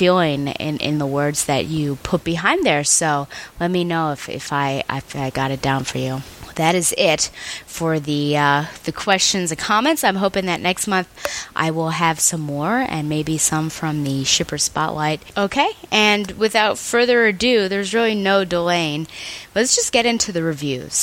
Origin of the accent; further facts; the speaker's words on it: Buffalo, New York, United States; I grew up in Buffalo, so I certainly know snow